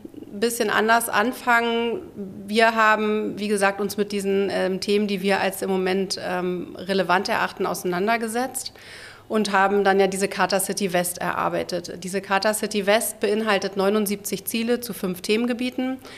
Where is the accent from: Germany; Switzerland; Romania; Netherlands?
Germany; Berlin; also born or lived in Wilmersdorf, Berlin; ich bin in Wilmersdorf geboren, mhm. äh, bin dann in Zehlendorf zwar aufgewachsen